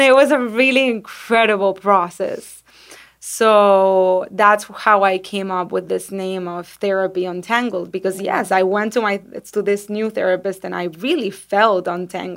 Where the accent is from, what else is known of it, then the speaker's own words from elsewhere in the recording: Venezuela; now in United States; I'm from Venezuela